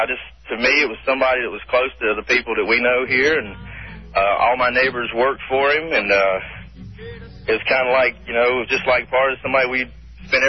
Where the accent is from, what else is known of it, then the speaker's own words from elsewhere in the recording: Kannapolis, North Carolina, United States; I'm from Kannapolis. We grew up with Dale Earnhardt.